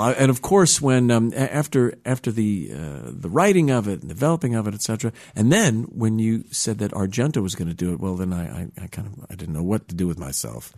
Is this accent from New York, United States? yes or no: yes; New York, United States; I grew up in the New York area, uh, in New York